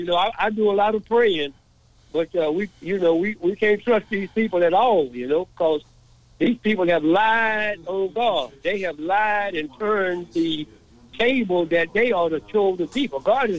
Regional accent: Dallas, Texas, United States; I was born and raised in Dallas, Texas, in the 40s.

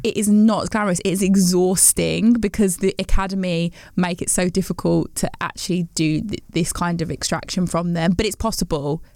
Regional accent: West Midlands, United Kingdom; growing up in the West Midlands and a predominantly white town

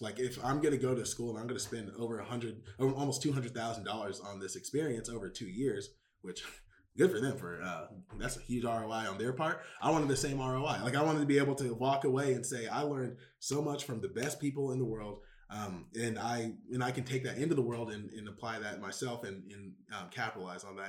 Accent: Houston, Texas, United States; moved away as an adult; also born or lived in New York City; I'm from Houston, Texas, the best city in the state of Texas

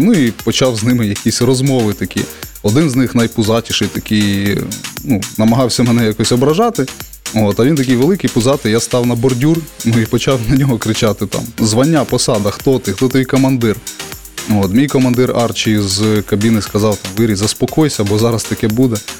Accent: Kryvyi Rih, Dnipropetrovsk Oblast, Ukraine; also born or lived in Zhovti Vody; я з Кривого Рогу

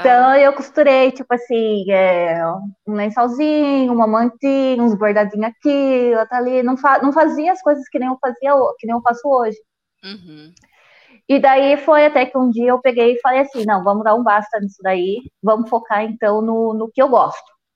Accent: Paranapanema, São Paulo, Brazil; Eu morava no sítio, aqui mesmo. Hoje tem faculdade aqui na minha cidade.

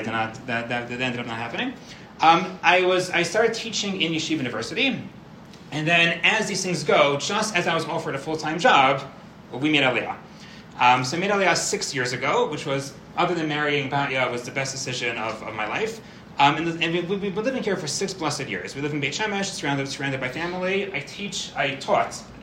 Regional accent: Far Rockaway, New York, United States; moved away as an adult; now in Israel; I grew up in Farakwe, New York.

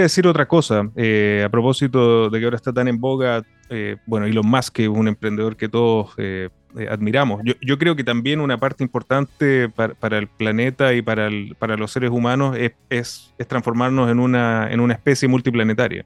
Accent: Iquique, Tarapacá, Chile; Yo vivo en, Iquique, aquí en la región de, de Tarapacá, y siento también una, una responsabilidad del, lugar donde yo nací donde, y donde vivo.

